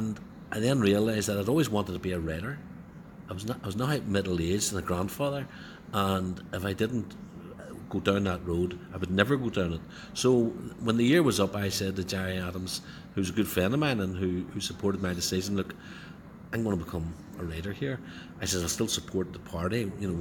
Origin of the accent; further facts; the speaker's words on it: Belfast, Northern Ireland, United Kingdom; I was from Turf Lodge